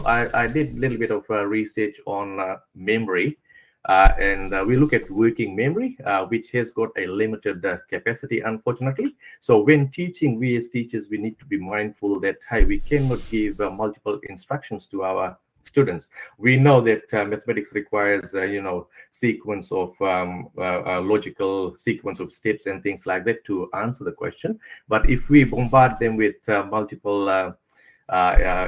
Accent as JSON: {"language": "English", "country": "Fiji", "tie": "born or raised there", "also_born_or_lived": "Auckland, New Zealand", "moved": "as an adult", "lives_now": "Henderson, Auckland, New Zealand", "said": "I'm born and brought up in Fiji"}